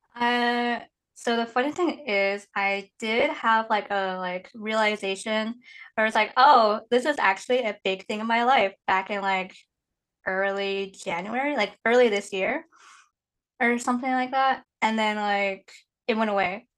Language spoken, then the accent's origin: English; Indiana, United States; moved away as an adult; also born or lived in Guiyang, Guizhou, China; now in Seattle, United States; technically I grew up in Indiana